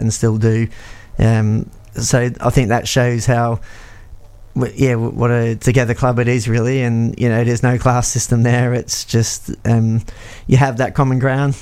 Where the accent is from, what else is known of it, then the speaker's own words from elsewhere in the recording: Australia; moved away as an adult; now in Peterborough, United Kingdom; I grew up in Australia